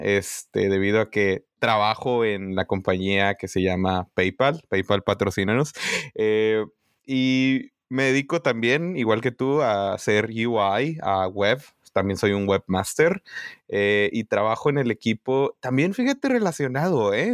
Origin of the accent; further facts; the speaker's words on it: Tijuana, Baja California, Mexico; moved away as an adult; also born or lived in Ensenada, Baja California; now in Santa Clara, United States; yo me considero tijuanense porque crecí desde los seis años allá